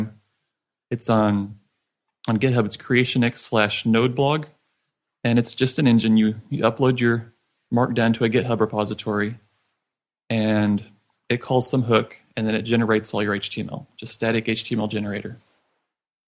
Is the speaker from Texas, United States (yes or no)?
yes; Richardson, Texas, United States; I'm from Richardson, Texas, and just north of Dallas area.